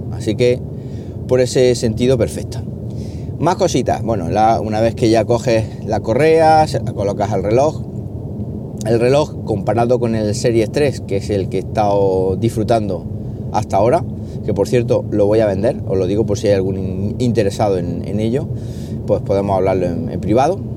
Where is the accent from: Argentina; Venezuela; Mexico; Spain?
Spain; Jaén, Andalusia; moved away as an adult; also born or lived in Valdepeñas / La Solana; podría ya estar trabajando aquí en, mi tierra, aquí en Jaén